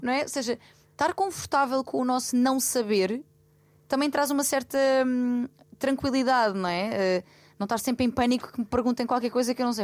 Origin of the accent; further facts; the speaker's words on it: Loulé, Algarve, Portugal; moved away; Lolé também seja, que é a minha terra e onde eu tenho a minha família e os meus amigos de infância